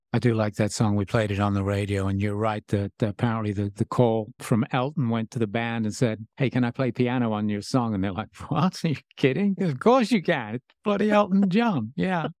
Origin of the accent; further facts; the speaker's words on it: Birmingham, West Midlands, United Kingdom; now in United States; growing up in, in Birmingham